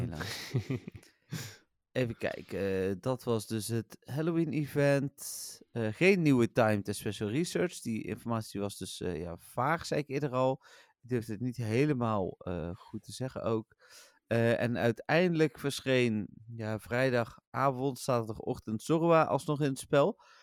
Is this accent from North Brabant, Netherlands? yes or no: yes; Eindhoven, North Brabant, Netherlands; ik kom uit Eindhoven, ik ben PSV-supporter